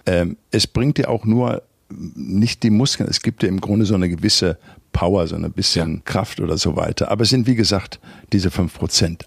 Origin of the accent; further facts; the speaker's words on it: Recklinghausen, North Rhine-Westphalia, Germany; moved away as an adult; Ich komme aus dem Ruhrpott, Arbeiterfamilie, Vater Schlosser Schweißer, Mutter hat äh, Schuhe verkauft. Ich bin auf 55 Quadratmeter groß geworden in, in Recklinghausen Süd im Arbeiterviertel.